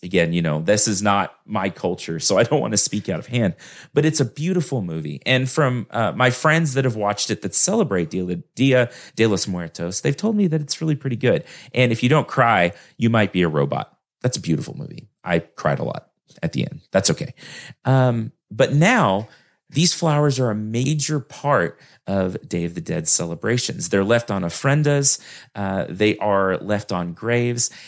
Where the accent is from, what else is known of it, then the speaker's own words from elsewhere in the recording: Texas, United States; I'm a Texan, y'all, so I barely speak English